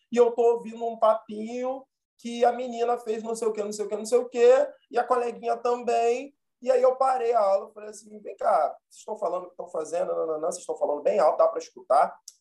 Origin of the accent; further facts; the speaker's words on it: Rio de Janeiro, Brazil; eu nasci e fui criado em Bom Sucesso, na zona norte do Rio.